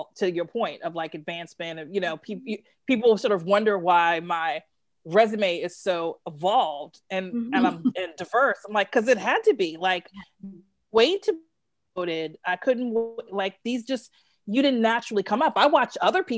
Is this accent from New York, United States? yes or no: yes; New York City, New York, United States; I'm from Brooklyn.